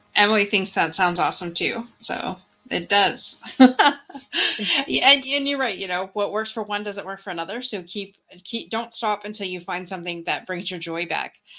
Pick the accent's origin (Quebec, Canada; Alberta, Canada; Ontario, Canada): Ontario, Canada; Windsor; where I live in Windsor, Ontario